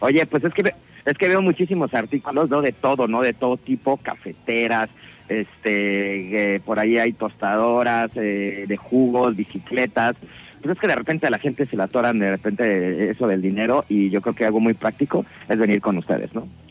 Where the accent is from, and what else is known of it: Mexico